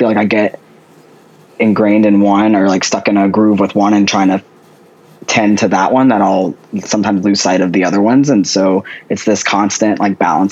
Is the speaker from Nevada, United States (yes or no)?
no; just outside of New Orleans, Louisiana, United States; also born or lived in Washington State; I grew up in Louisiana, just outside of New Orleans